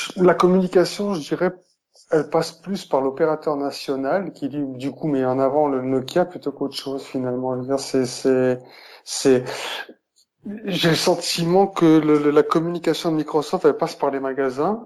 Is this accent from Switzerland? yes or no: yes; Switzerland; chez nous en Suisse